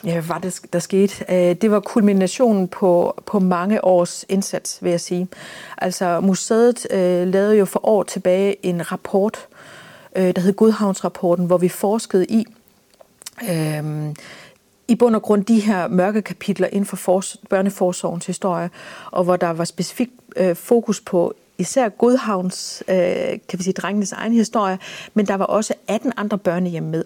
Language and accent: Danish; Denmark; vi som danskere